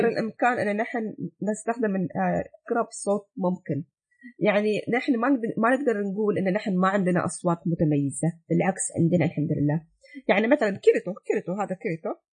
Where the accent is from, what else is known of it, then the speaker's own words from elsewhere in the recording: United Arab Emirates; انا الحين ك... كاماراتيه